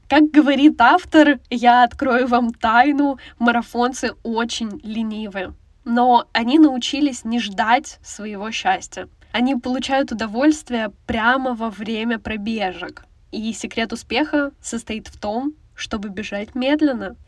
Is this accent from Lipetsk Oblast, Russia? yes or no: yes; Lipetsk, Lipetsk Oblast, Russia; Я сама из Липецка